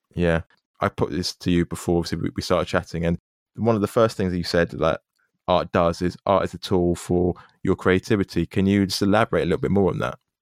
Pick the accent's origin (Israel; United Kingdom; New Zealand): United Kingdom; born here